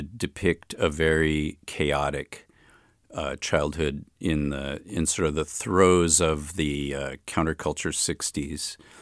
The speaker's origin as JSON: {"language": "English", "town": "Chicago", "region": "Illinois", "country": "United States", "tie": "born or raised there", "also_born_or_lived": "Berkeley, California", "moved": "yes", "lives_now": "Oakland, United States", "said": "I grew up in Hyde Park in Chicago near the university."}